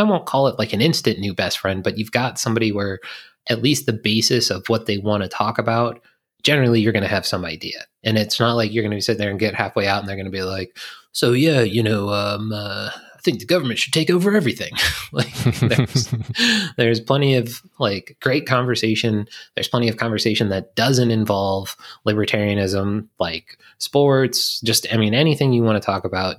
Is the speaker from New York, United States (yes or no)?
no; Virginia, United States; I'm from Virginia